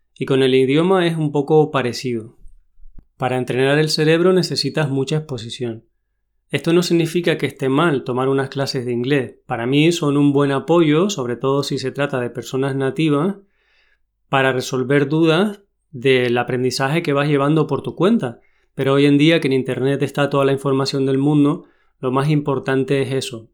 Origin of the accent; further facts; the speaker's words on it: Tenerife, Canary Islands, Spain; accent: canario; vengo de Tenerife